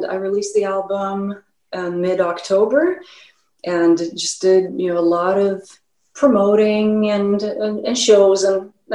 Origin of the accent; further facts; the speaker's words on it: Stockholm, Stockholm County, Sweden; also born or lived in Los Angeles, United States; now in Chicago, United States; So I was born in Los Angeles, but my mom married a Swede. And so I grew up in Stockholm.